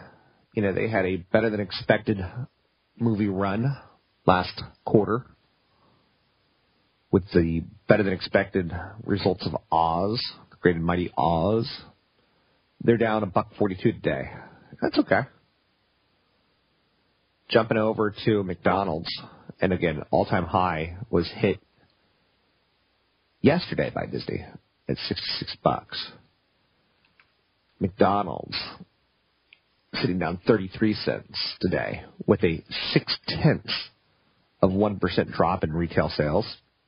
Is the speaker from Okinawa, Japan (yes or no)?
yes; Okinawa, Japan; born there; Okinawa is an island slightly south of Japan. It's part of the Japanese Sea of Japan Islands. I was born in Okinawa.